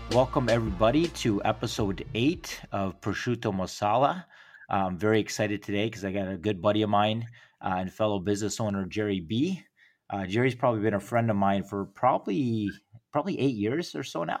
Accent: Canada; interviewing other Canadians

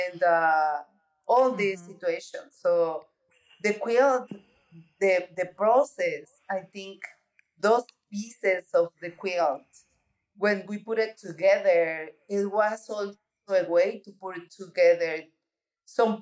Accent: Mexico; moved away as an adult; also born or lived in New York City; now in United States; I'm an immigrant from Mexico.

